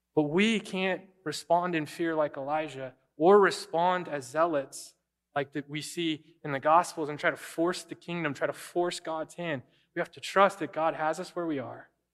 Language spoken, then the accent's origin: English; United States